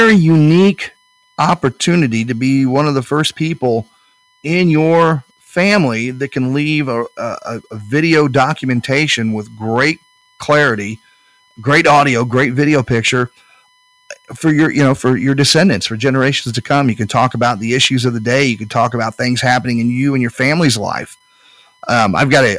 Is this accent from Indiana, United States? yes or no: yes; Speedway, Indiana, United States; I grew up in Speedway.